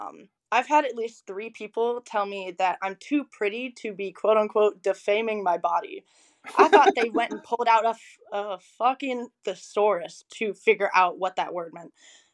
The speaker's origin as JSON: {"language": "English", "region": "the South", "country": "United States", "tie": "born or raised there", "said": "I think also growing up in the South, like, people just really aren't as open to those things here, obviously."}